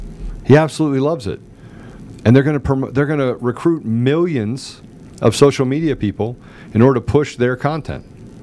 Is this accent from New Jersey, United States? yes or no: no; Georgia, United States; has had great impact on turning the country and my home state of Georgia blue.